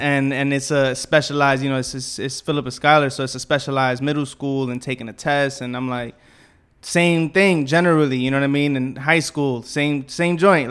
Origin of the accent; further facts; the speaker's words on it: New York City, New York, United States; I grew up around here, you know what I'm saying? Like Bushwick, Southside, and then Bed Stuy